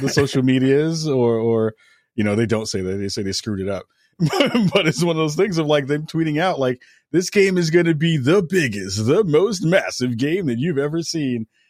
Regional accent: New York, United States; as a New Yorker

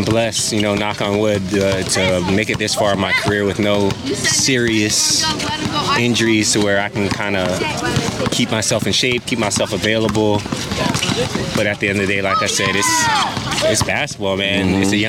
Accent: United States; moved away as an adult; also born or lived in Philippines; our own experiences growing up in the States

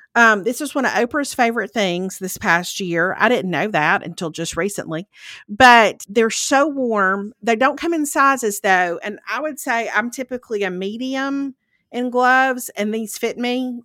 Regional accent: Lauderdale County, Mississippi, United States; moved away; I'm originally from Lauderdale County

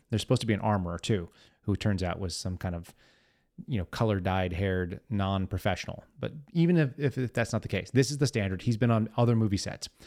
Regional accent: Texas, United States; I'm from Texas, as many of you know. I grew up here.

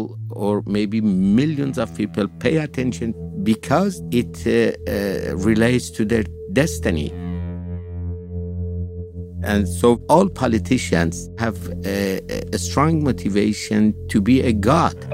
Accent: Tehran, Tehran Province, Iran; moved away as an adult; also born or lived in Chicago; I was born in Tehran in 1955

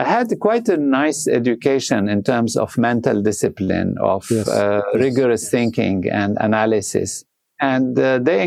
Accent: Lebanon; moved away; I was born in Lebanon

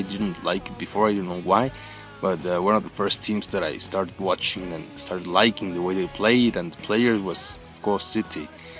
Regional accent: Mexico City, Mexico; I'm from Mexico City.

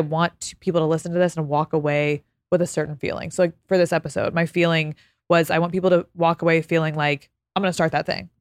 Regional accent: Texas, United States; moved away as an adult; now in Los Angeles, United States; I'm from Texas.

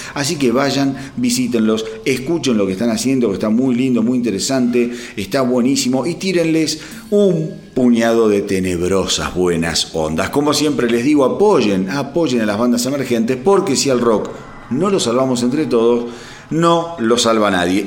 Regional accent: Berazategui, Buenos Aires Province, Argentina; also born or lived in Quilmes; yo soy oriundo de Verazategui

